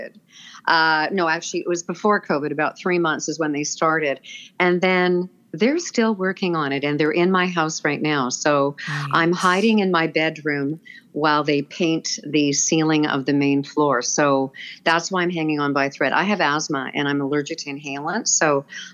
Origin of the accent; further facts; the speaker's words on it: Vancouver, British Columbia, Canada; I'm born and raised in Vancouver